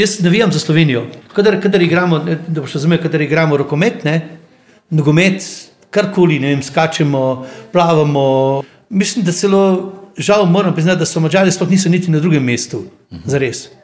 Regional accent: Osijek, Osijek-Baranja County, Croatia; moved away; Rodil sem se v Osijeku na Hrvaškem

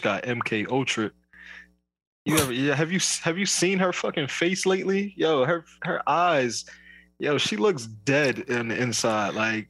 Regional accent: New Jersey, United States; where are you from? I'm like, New Jersey.

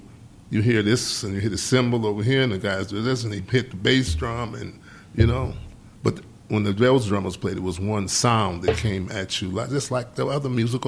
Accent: Detroit, Michigan, United States; I'm not from New York. From Detroit, of course.

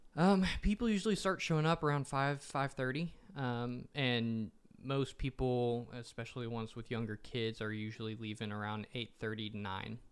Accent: Nashville, Tennessee, United States; growing up in Nashville, everyone in my family is a musician

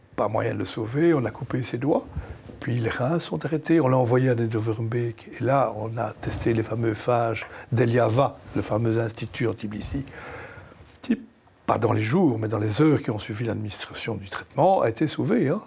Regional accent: Belgium; Je suis belge, profondément belge

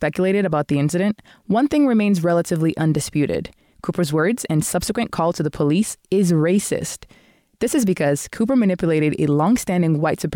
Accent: Canada; also born or lived in Nigeria; As a Canadian

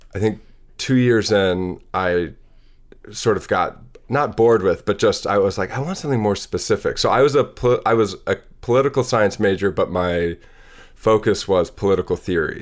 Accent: Madison, Wisconsin, United States; born or raised there; also born or lived in Seattle, Washington

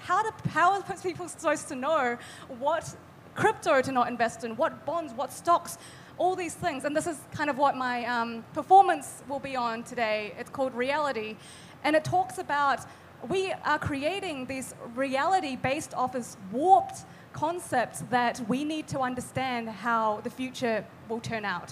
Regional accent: Bangkok, Thailand; also born or lived in New Zealand; now in Auckland, New Zealand; I'm from New Zealand. I grew up in Thailand and then eventually moved to New Zealand

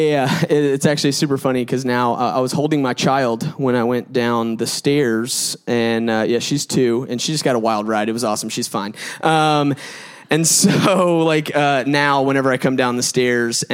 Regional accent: Gwinnett County, Georgia, United States; I'm from Gwinnett County, booming out in South Gwinnett, like Lou Will. And so like, I actually went to South Gwinnett.

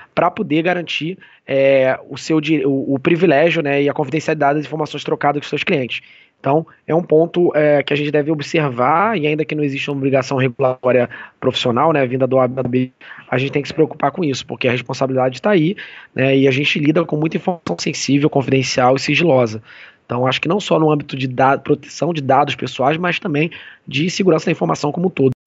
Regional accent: Rio de Janeiro, Brazil; eu sou carioca, mas a família inteira da minha mãe é do Rio Grande do Sul

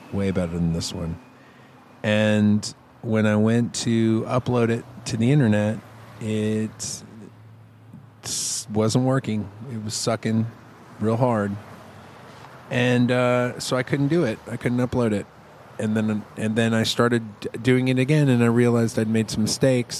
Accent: Texas, United States; I'm in Texas. I'm a Texan

